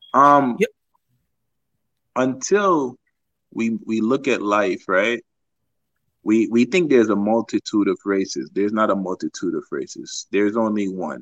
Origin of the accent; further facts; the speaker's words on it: Jamaica; now in United States; growing up in Jamaica